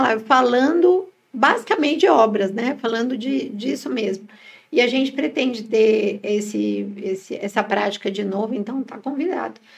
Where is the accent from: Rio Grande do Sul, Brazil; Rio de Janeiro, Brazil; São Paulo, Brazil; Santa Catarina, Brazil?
São Paulo, Brazil; Nós somos de São Paulo